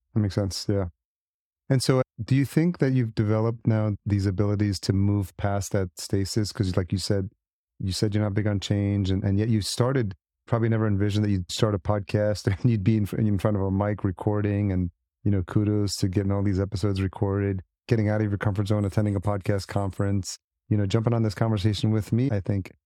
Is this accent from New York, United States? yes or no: yes; New York City, New York, United States; moved away as an adult; also born or lived in Los Angeles; I grew up in the city, as you, I mean, I'm, I'm a New Yorker at heart